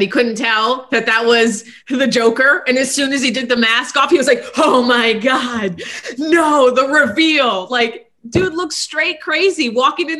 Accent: Midwest, United States; I'm from the Midwest

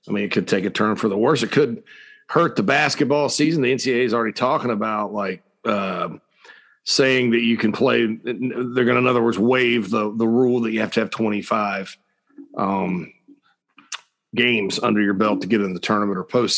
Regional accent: Spartanburg, South Carolina, United States; my hometown of Sparkle City, South Carolina

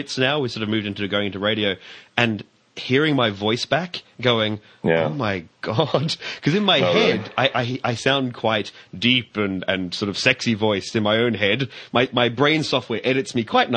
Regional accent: Australia; we're Australian

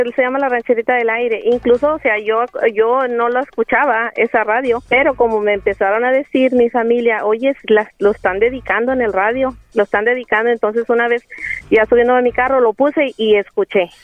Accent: Coahuila, Mexico; now in San Antonio, United States

